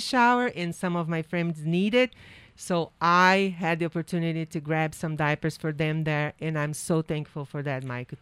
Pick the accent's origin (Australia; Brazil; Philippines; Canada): Brazil; English is a second language; moved away as an adult; now in New Hampshire, United States; I work and I study and work at the university that I graduated in Brazil, and I became a teacher there